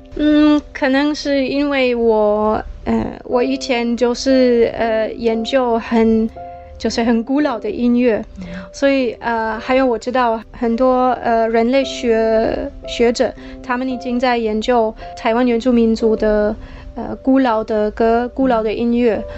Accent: Germany; Chinese is a second language; moved away; 我是从德国来的

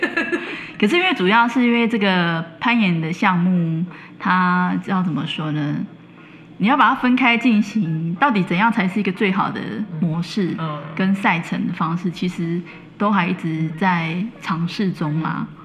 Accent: Taiwan; 我们台湾这边

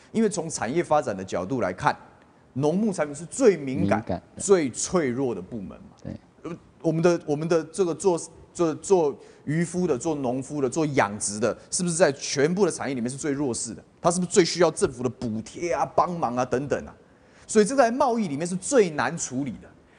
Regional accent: Taiwan; 你哪里可以碰我台湾的猪农的权益呢？你哪里可以碰我台湾人民食安的权益呢？

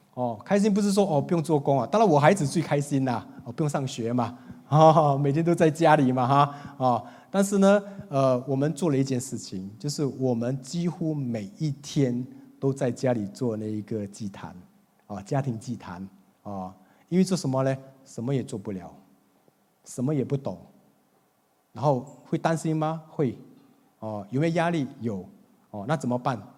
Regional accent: Singapore; 新加坡一个地方叫东海岸啊，很漂亮的一个海， 海边， 哦， 那也是我长大的地方

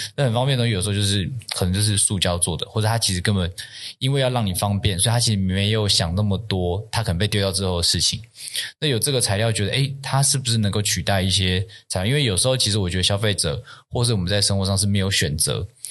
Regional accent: Taiwan; 我自己其实就是从小就在台湾长大， 那也没有出国念过书， 或有什么国外生活留学的经验， 就是一个， 就是一个台湾长大的小孩子

